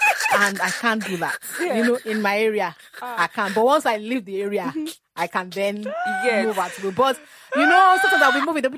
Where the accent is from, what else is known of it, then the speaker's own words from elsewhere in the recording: Nigeria; accent: Yoruba; It's because of my Yoruba accent.